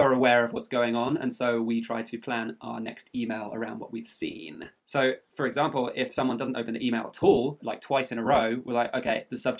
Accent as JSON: {"language": "English", "country": "United Kingdom", "said": "I am technically British."}